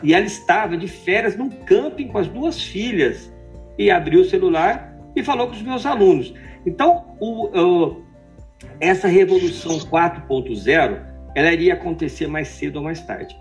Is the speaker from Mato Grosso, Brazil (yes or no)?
no; interior of São Paulo, Brazil; moved away; Dois paulistas do interior